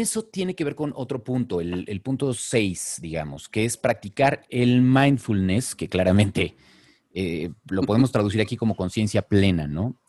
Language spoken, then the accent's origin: Spanish; Mexico; nuestro país y a la forma en la que somos los mexicanos